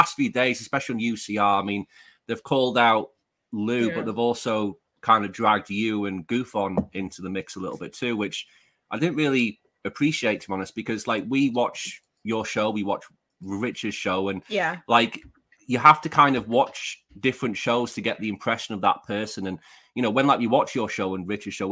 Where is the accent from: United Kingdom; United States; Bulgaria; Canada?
United Kingdom; I'm like a Brit